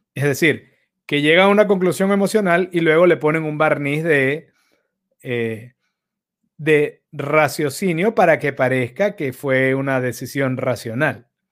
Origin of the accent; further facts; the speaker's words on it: Caracas, Capital District, Venezuela; los que crecimos en Caracas en los 90